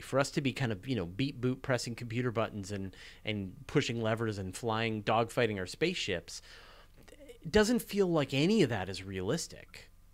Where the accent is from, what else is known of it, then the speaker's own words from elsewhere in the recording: Canada; I'm Canadian